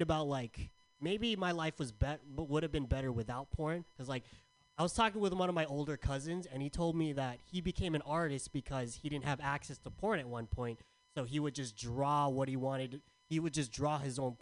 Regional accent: San Diego, California, United States; now in San Francisco, United States; Growing up in San Diego, I was called weird a lot

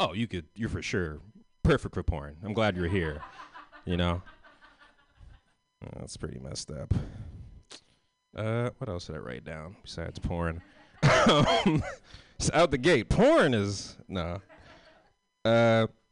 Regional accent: San Francisco, California, United States; I'm from San Francisco. I'm from the West Coast

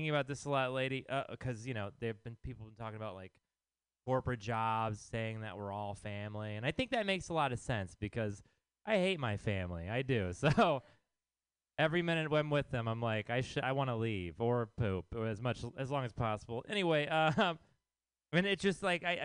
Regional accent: Texas, United States; now in San Francisco, United States; I am from Texas

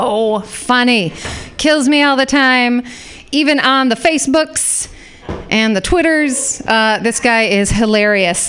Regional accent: Utah, United States; moved away; I grew up in Utah

